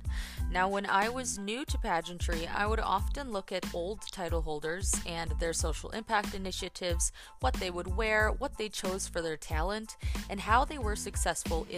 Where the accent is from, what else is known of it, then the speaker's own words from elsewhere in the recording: Woodstock, Illinois, United States; growing up in Woodstock, Illinois